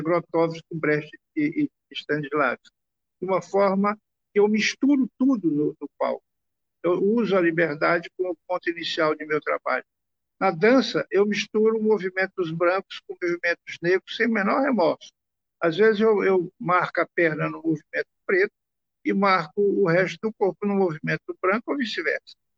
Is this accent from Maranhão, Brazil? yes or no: yes; Maranhão, Brazil; a gente vem do Maranhão